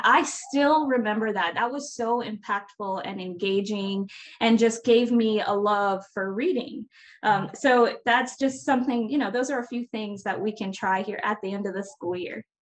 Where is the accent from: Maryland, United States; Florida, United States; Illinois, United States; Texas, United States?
Florida, United States; I'm from Florida